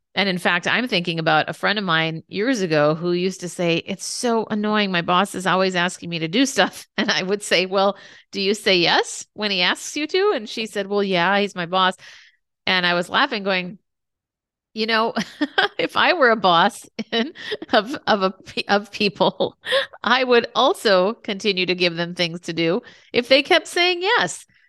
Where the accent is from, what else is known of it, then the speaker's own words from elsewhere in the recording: Minnesota, United States; I grew up in Minnesota